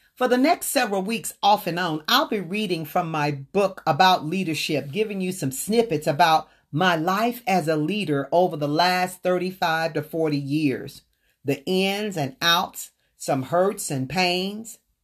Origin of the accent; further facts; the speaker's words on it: the South, United States; I was born and raised in the South